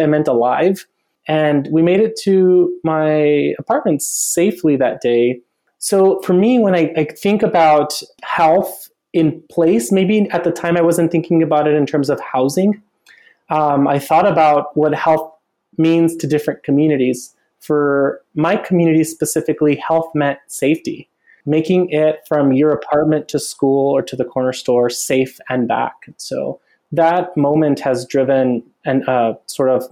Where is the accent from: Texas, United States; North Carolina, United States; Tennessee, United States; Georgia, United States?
Texas, United States; El Paso; moved away as an adult; also born or lived in Los Angeles / Denver; now in Austin, United States; I was born and raised in El Paso, Texas.